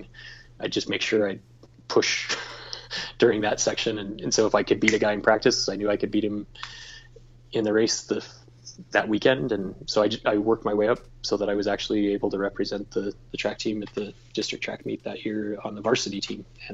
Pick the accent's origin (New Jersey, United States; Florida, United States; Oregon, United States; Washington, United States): Oregon, United States; Hermiston; We're just from Hermiston, Oregon